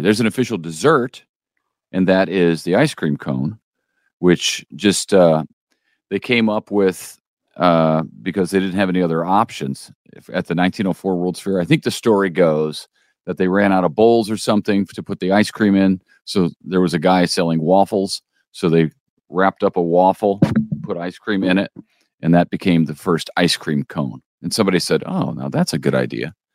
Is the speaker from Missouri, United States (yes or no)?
yes; St. Louis, Missouri, United States; moved away as an adult; also born or lived in Las Vegas / Florida / Michigan; now in Springfield, United States; growing up in Saint Louis, I never had tri-tip